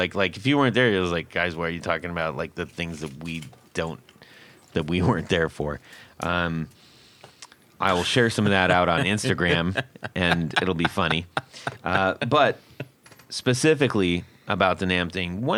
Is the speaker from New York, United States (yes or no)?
no; California, United States; growing up in California